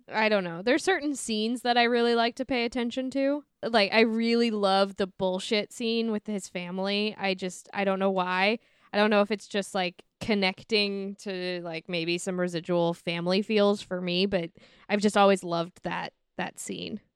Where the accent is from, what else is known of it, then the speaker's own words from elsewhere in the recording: St. Louis, Missouri, United States; I'm from Saint Louis